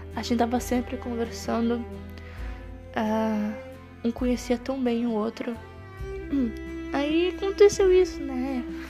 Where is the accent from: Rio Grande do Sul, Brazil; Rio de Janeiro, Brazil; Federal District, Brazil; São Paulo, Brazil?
Rio Grande do Sul, Brazil; Santiago; moved away as an adult; now in Uruguaiana, Brazil; Sou natural da cidade de Santiago, Grande do Sul, mas atualmente eu moro em Uruguaiana, no mesmo estado